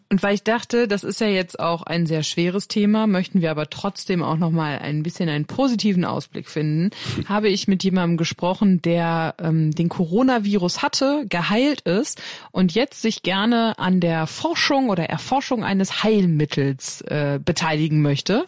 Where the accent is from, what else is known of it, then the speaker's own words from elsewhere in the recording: Germany; bei uns in Deutschland